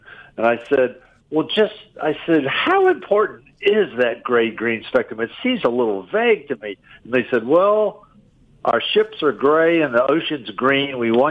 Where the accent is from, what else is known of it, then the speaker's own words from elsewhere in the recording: Richmond, Virginia, United States; moved away as an adult; now in Milwaukee, United States; Worked my way into a job at my hometown newspaper in Richmond, Virginia.